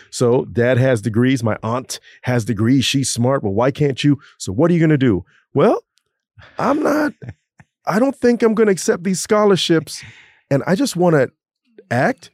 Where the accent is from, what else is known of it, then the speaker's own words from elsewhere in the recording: Orlando, Florida, United States; moved away; I grew up in Orlando